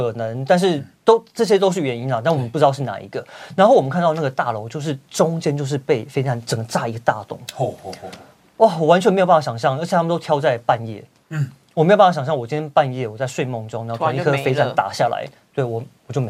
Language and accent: Chinese; Taiwan; 我我生在台湾，我生在台湾，我长在台湾，我就是台湾人。